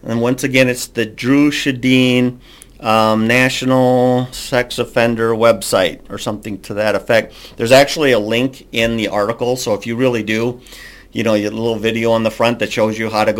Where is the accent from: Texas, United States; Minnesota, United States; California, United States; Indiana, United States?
Minnesota, United States; I'm from Minnesota